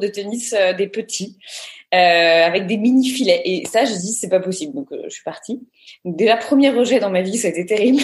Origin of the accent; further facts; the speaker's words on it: Neuilly-sur-Seine, Île-de-France, France; also born or lived in Paris; je suis née à Paris, j'ai grandi à Neuilly-sur-Seine